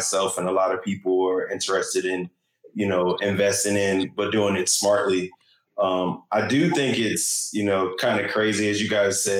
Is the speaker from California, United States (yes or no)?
yes; Los Angeles, California, United States; moved away; I'm originally from Los Angeles